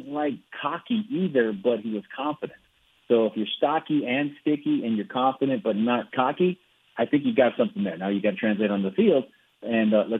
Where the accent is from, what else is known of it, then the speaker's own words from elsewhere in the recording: Southern California, United States; growing up in Southern California